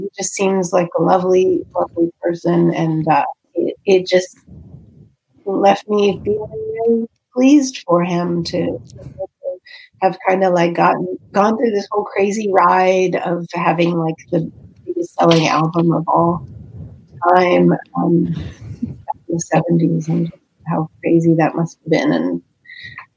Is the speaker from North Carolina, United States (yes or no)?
no; Pittsburgh, Pennsylvania, United States; I grew up in Pittsburgh